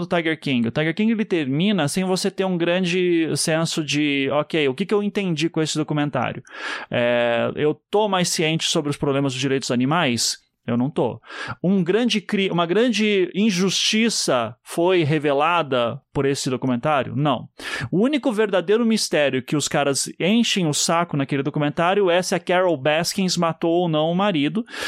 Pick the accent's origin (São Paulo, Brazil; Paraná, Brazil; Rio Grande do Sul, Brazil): Paraná, Brazil; Curitiba; Eu sou de Curitiba.